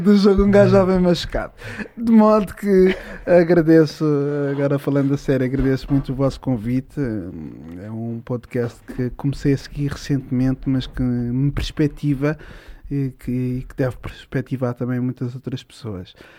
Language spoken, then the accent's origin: Portuguese; Odivelas, Lisbon, Portugal; Eu cresci em Odivelas, eh, num bairro tranquilo